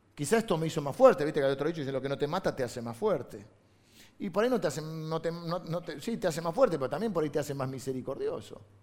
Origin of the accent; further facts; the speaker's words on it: La Plata, Buenos Aires Province, Argentina; Yo nací en La Plata